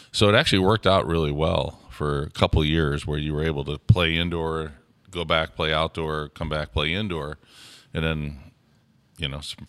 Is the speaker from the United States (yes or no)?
yes; St. Louis, Missouri, United States; Well, growing up in St. Louis, we called it hock sock.